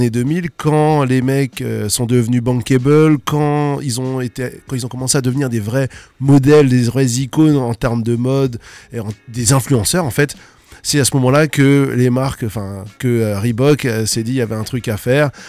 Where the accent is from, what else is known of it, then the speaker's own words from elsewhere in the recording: Alsace, Grand Est, France; il est quand même venu chez nous en Alsace.